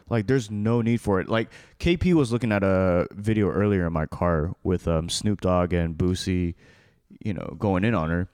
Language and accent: English; United States; I'm an American-born child